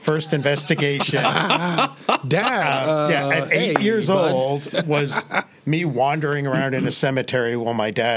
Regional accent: Hudson Valley, New York, United States; also born or lived in Georgia; now in Ohio, United States; I was born and raised in the Hudson Valley of New York State

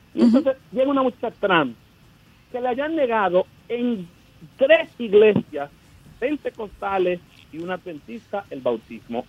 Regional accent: Dominican Republic; now in United States; yo llegué aquí, claro, fuera de Dominicana

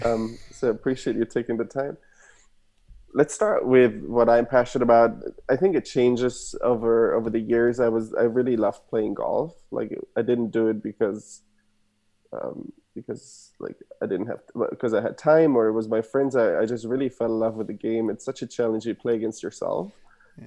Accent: Germany; English is a second language; moved away as an adult; also born or lived in Stanford, United States; now in United States; I was born and raised in Germany, as you can hear my accent. Parents are from Argentina.

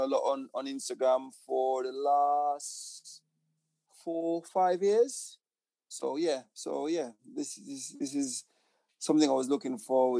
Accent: Portland Parish, Jamaica; moved away as an adult; also born or lived in Kingston, Jamaica; now in United Kingdom; So I was born in Kingston, Jamaica, but moved to Portland. And that's my home.

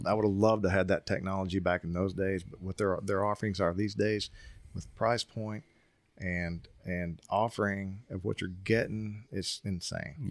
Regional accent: Tennessee, United States; I'm from Tennessee

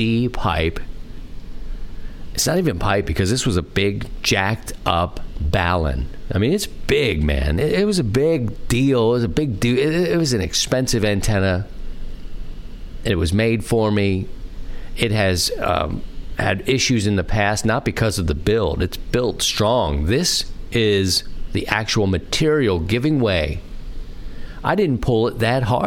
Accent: Baltimore, Maryland, United States; the city where I grew up in Baltimore

